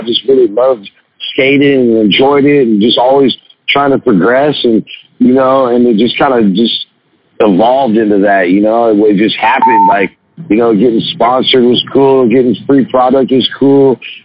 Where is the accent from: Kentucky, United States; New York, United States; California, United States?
California, United States; Sacramento; moved away as an adult; now in Los Angeles, United States; Sacramento is a beautiful place. I grew up there